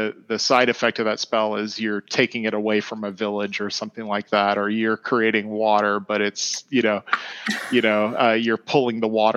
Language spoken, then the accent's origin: English; Atlanta, Georgia, United States; Growing up in Atlanta